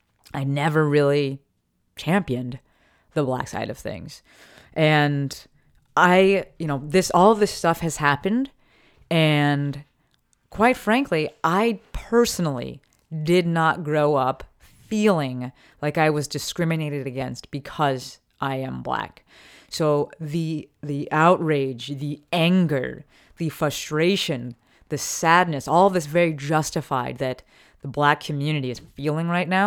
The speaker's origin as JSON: {"language": "English", "town": "Newark", "region": "New Jersey", "country": "United States", "tie": "born or raised there", "also_born_or_lived": "Summit", "said": "But I grew up in Newark. We live with my grandparents. And then we moved to Summit, New Jersey."}